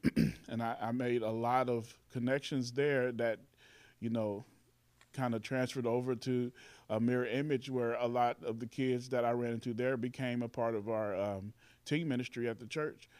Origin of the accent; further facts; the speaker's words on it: Carbondale, Illinois, United States; also born or lived in Indianapolis, Indiana / Chicago; moved here to Carbondale to stay. And then, and I've been here, um, ever since